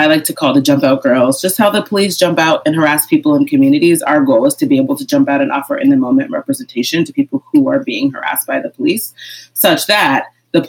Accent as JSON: {"language": "English", "town": "Amherst", "region": "Massachusetts", "country": "United States", "tie": "born or raised there", "said": "in my community growing up in Amherst, Massachusetts"}